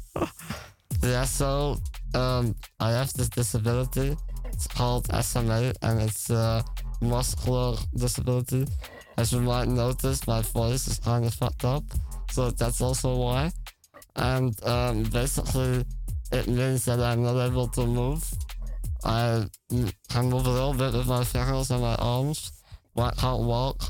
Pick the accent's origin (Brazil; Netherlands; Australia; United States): Netherlands; Weston, Limburg; moved away as an adult; also born or lived in Weert; now in Amsterdam, Netherlands; I was born in Weird, but I lived in Weston my whole life.